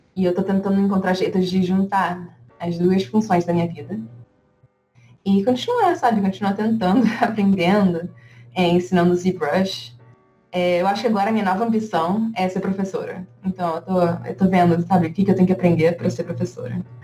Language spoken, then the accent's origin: Portuguese; Rio de Janeiro, Brazil; moved away as an adult; now in United States; eu vim do Rio de Janeiro e na, na, minha época do ensino médio eu decidi que eu ia fazer design gráfico